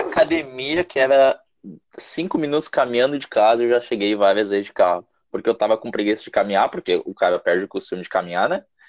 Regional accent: Brazil; also born or lived in South Korea

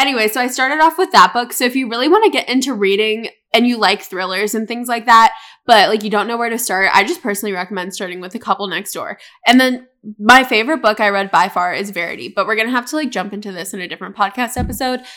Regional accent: Charlotte, North Carolina, United States; also born or lived in Tampa, Florida; I was actually born in Tampa, Florida. And I moved to North Carolina when I was younger, and then I ended up moving into Colin's neighborhood up the street from him. I think we moved when I was six.

